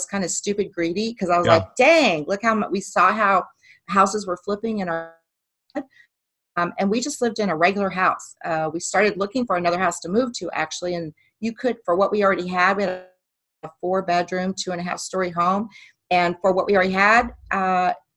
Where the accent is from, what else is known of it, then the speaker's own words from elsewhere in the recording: Midwest, United States; also born or lived in Phoenix, Arizona; now in Dallas-Fort Worth, United States; we're both from the Midwest